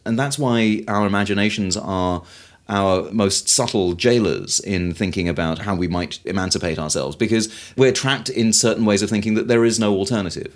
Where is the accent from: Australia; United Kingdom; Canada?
United Kingdom; I'm British